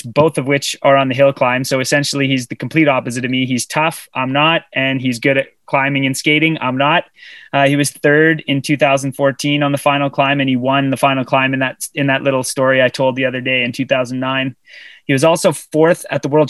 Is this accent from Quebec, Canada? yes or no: no; Sudbury, Ontario, Canada; you should have not raised me in Sudbury, Ontario